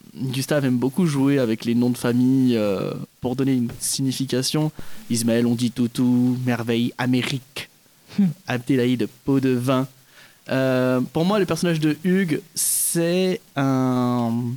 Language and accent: French; Kourou, French Guiana; now in Montpellier, France; je suis d'origine philippine, mais j'ai grandi, enfin je suis né et j'ai grandi en Guyane française, à Kourou